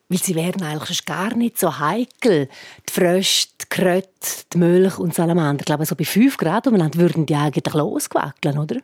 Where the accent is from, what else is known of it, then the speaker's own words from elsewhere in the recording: Graubünden, Switzerland; bei uns in Graubünden